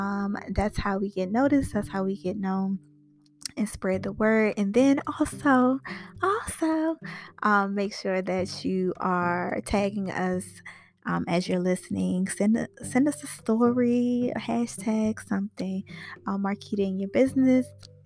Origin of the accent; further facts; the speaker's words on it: Washington, District of Columbia, United States; now in Atlanta, United States; I'm actually from Anacostia. I live in Atlanta now.